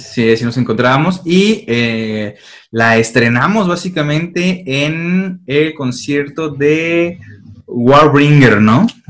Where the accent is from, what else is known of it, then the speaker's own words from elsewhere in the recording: San Luis Potosí, Mexico; nosotros que somos de San Luis Potosí